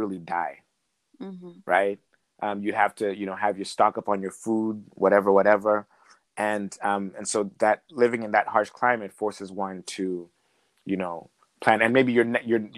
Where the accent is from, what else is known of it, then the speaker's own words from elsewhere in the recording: Iowa City, Iowa, United States; also born or lived in Zambia / Sweden / Ontario, Canada; now in Canada; I grew up in the Midwest. I spent my formative years in Iowa City, to be precise.